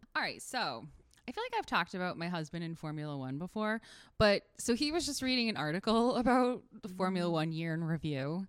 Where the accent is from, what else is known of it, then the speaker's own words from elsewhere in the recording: West Hartford, Connecticut, United States; growing up in West Hartford